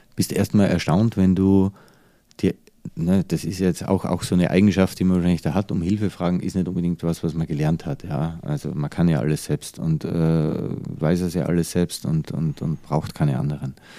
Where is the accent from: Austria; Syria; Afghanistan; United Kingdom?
Austria; moved away as an adult; also born or lived in United States / Dubai / Changchun, China; now in Germany